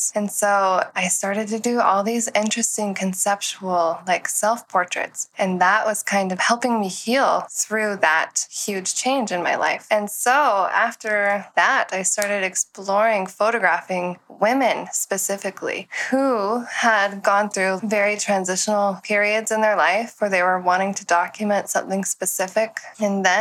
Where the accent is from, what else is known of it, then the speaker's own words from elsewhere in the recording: Tennessee, United States; moved away as an adult; when I turned 20 years old, I moved west from Tennessee